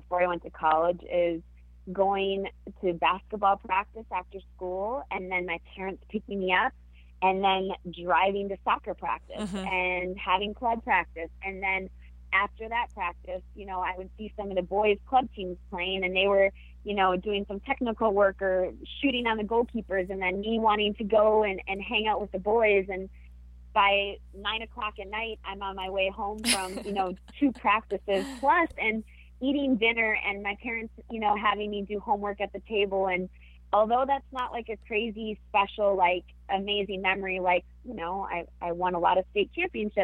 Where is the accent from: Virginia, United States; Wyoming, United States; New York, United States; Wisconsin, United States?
Wisconsin, United States; born or raised there; moved away as an adult; also born or lived in California